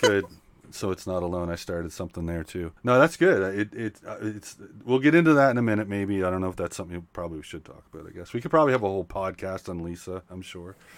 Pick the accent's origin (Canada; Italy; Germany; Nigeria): Canada; Nova Scotia; I'm from Nova Scotia